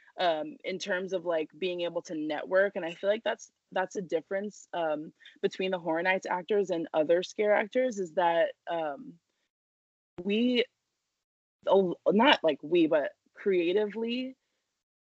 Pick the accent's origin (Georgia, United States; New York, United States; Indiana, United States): New York, United States; I grew up in New York